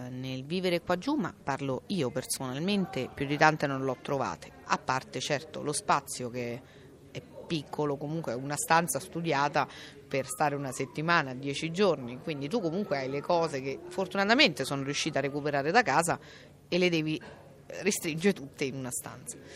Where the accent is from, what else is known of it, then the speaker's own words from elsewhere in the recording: Accumoli, Lazio, Italy; in questo momento siamo a San Benedetto del Tronto, io sono di Accumoli